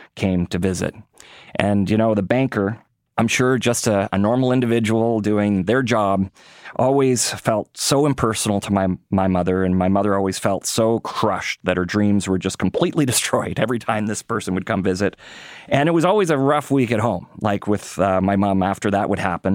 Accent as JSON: {"language": "English", "town": "Winnipeg", "region": "Manitoba", "country": "Canada", "tie": "born or raised there", "moved": "yes", "said": "I got to live at a few parts of the country, but I grew up in Winnipeg"}